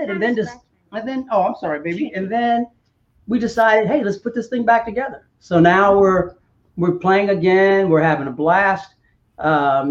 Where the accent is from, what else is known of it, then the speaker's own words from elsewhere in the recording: Cincinnati, Ohio, United States; moved away; I'm from Cincinnati